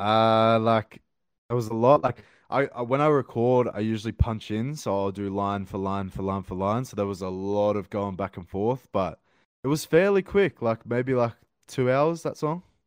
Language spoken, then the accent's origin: English; Sydney, New South Wales, Australia; I live, I'm from Sydney, Australia